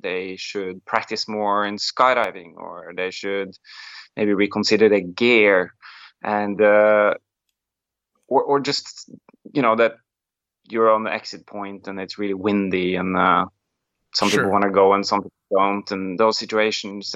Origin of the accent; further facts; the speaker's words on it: Molde, Møre og Romsdal, Norway; I come from um from a very like sport sporty place in Norway. It's a small town. It's called Molde